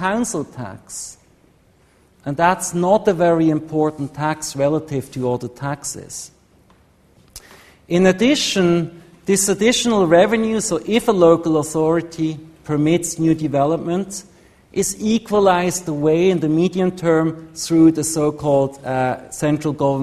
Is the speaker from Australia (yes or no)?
no; Switzerland; Switzerland, my home country